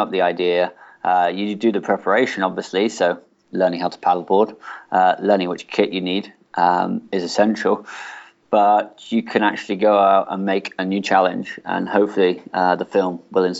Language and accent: English; Plymouth, South West England, United Kingdom; moved away; my hometown in Plymouth